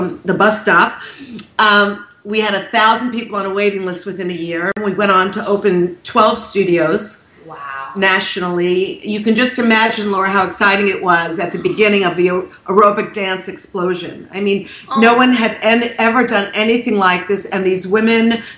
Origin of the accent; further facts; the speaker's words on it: New York, United States; I'm from New York